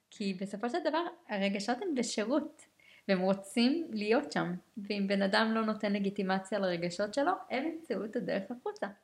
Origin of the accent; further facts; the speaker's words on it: Israel; בחברה הישראלית, לעומת זאת, כישראלים